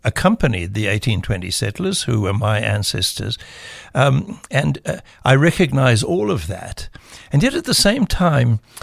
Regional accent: South Africa; first language English; I grew up with the arrogance of uh, the South African English

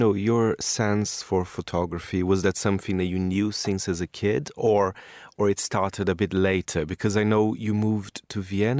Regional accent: Brazil; moved away; And now to my home country of Brazil.

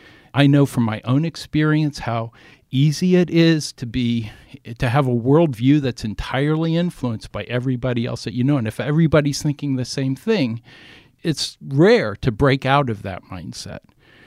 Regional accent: Ohio, United States; I grew up in Ohio, in southern Ohio, where, you know, many of my or most of my classmates, former classmates, were Trump supporters.

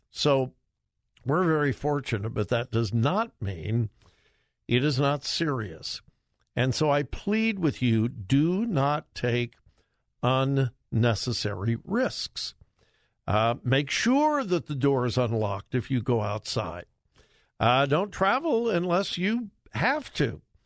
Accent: Southern California, United States; moved away as an adult; also born or lived in Ohio; I'm from Southern California.

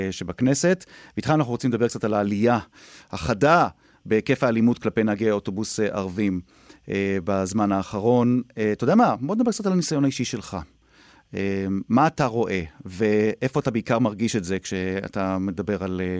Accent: Jerusalem, Jerusalem District, Israel; אני מירושלים.

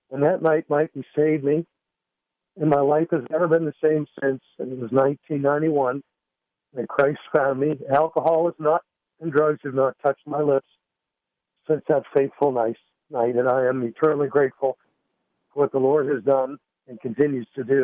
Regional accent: Windsor, Nova Scotia, Canada; also born or lived in Dartmouth, Nova Scotia; And I came home to Windsor, which is my hometown. I was living in Dartmouth Nova Scotia

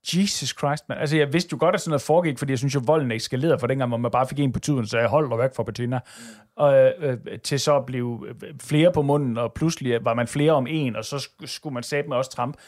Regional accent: Denmark; vi er jo som danskere

